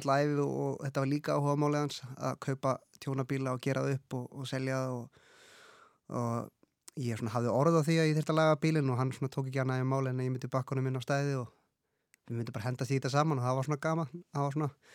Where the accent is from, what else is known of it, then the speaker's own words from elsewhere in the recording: Reykjavík, Capital Region, Iceland; ég er uppalinn í Vesturbænum og verið þar alla mín æfi